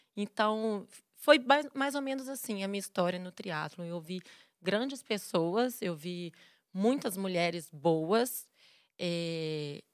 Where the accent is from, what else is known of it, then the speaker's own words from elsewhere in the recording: Belo Horizonte, Minas Gerais, Brazil; also born or lived in Vitória, Espírito Santo; E aí mudei para BH com 5 anos